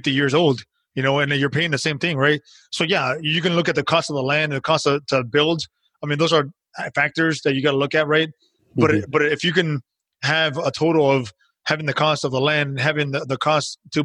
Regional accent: United States; We're American

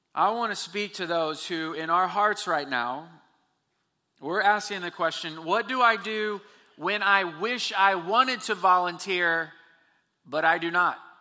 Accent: Texas, United States; We're from Texas

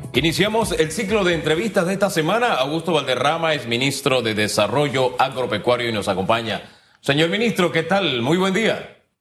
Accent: Panama; como panameños

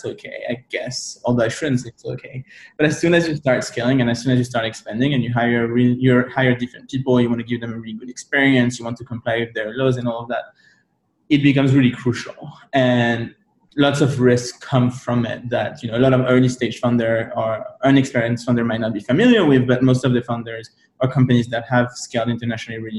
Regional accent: France; moved away; I'm from Europe originally, right? I'm from France

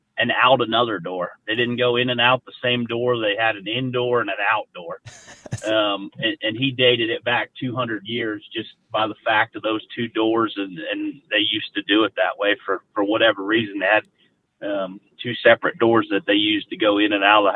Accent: Mount Pleasant, Pennsylvania, United States; I grew up in Mount Pleasant, Pennsylvania, which is kind of like the southwest corner of the state

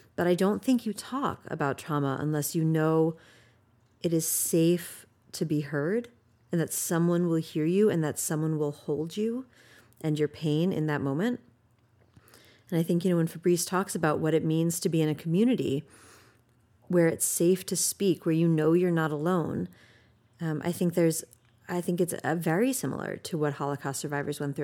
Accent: United States; as an American

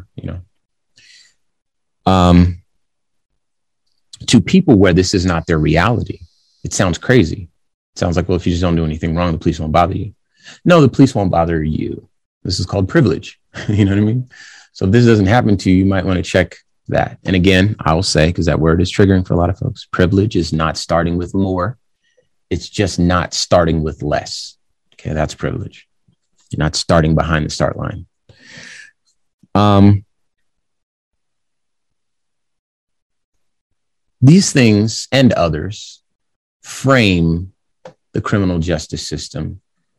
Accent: Southwest, United States; I'm from the Southwest.

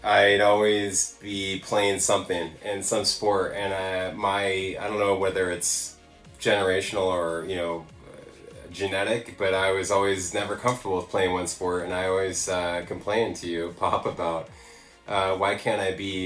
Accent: Los Angeles, California, United States; growing up here

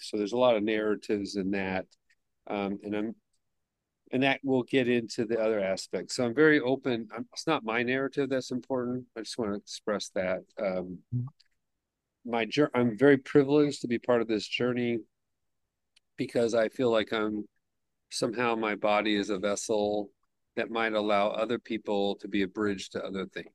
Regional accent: Southern California, United States; now in New York City, United States; I grew up in Southern California

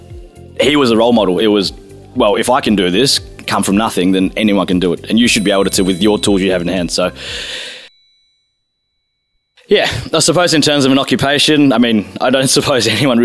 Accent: Melbourne, Victoria, Australia; moved away as an adult; now in London, United Kingdom; I was born in Melbourne, Australia, and I now live in the UK in London for the last 6 years.

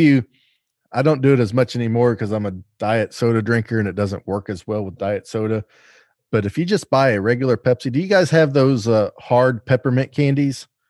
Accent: the South, United States; I'm from the South

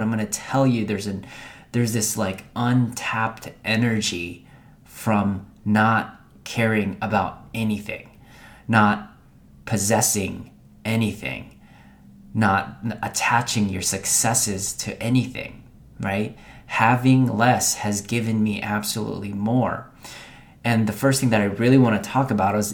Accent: Philippines; I was born in Philippines

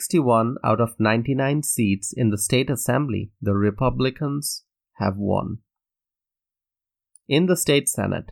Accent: Wisconsin, United States; In my home state of Wisconsin, for those who do not know, 2016 was the first time in over three decades that a GOP presidential candidate won the state.

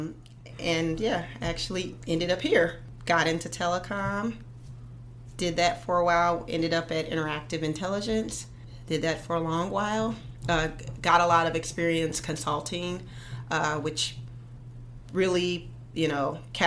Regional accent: Silver City, New Mexico, United States; moved away; I grew up in New Mexico.

